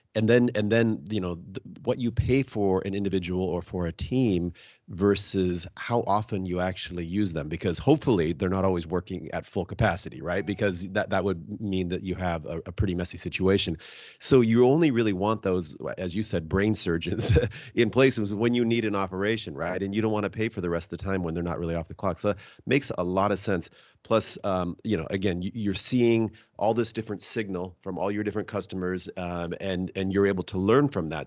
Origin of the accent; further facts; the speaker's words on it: Seattle, Washington, United States; I'm from the Se-, uh, Seattle area